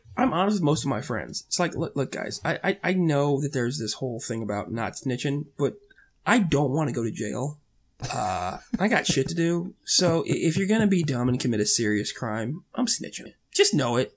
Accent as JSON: {"language": "English", "region": "Florida", "country": "United States", "said": "we're all from Florida"}